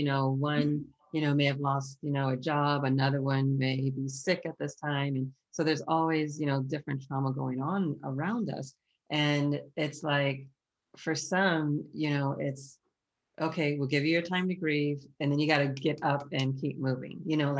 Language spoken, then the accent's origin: English; Ohio, United States; now in Boston, United States; We moved from Ohio to Boston because my father is in ministry, and that's why we moved to Boston.